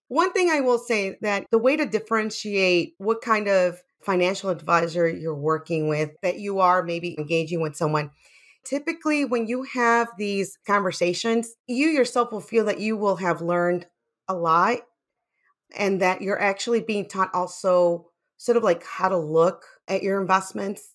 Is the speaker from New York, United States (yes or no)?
no; Chicago, Illinois, United States; I grew up in Little Village in Chicago